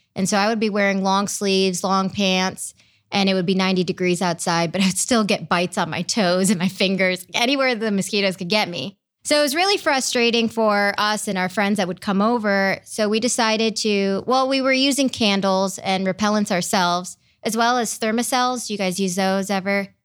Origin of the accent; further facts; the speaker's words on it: Brecksville, Ohio, United States; also born or lived in India / Michigan / Cleveland, Ohio; now in Columbus, United States; I grew up in Brecksville